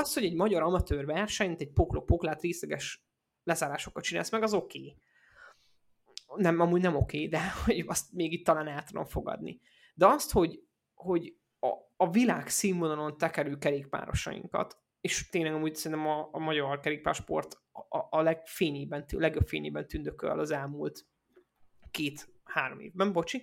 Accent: Debrecen area, Hajdú-Bihar, Hungary; én arra a környékre származom

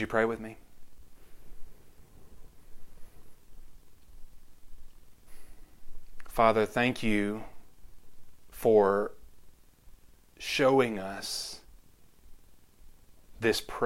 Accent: Conroe, Texas, United States; growing up in Conroe Church of Christ.

